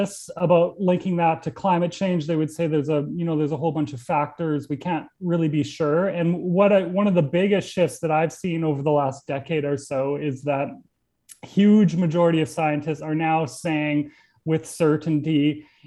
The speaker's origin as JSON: {"language": "English", "region": "Alberta", "country": "Canada", "moved": "yes", "lives_now": "New York, United States", "said": "I'm from Alberta"}